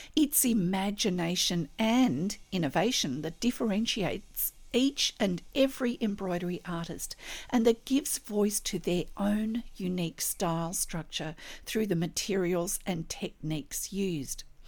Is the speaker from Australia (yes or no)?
yes; Australia; I'm an Australian textile artist